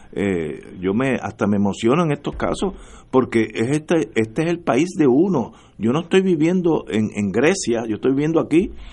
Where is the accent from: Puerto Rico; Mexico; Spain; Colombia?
Puerto Rico; yo soy puertorriqueño, nací aquí y estoy bastante seguro que moriré aquí